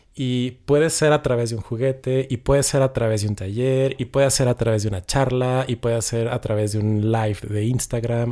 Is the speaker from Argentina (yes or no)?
no; Ciudad Juárez, Chihuahua, Mexico; Yo soy de Ciudad Juárez